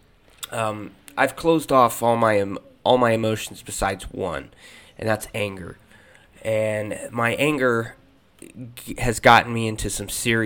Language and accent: English; Springfield, United States; moved away; my hometown of Springfield